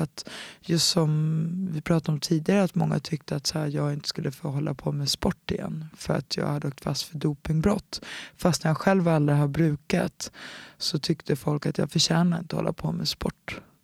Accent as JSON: {"language": "Swedish", "town": "Stockholm", "region": "Stockholm County", "country": "Sweden", "tie": "born or raised there", "also_born_or_lived": "United States", "moved": "as an adult", "said": "en klubb som heter BK Dalen som låg i Enskededalen där jag är uppvuxen"}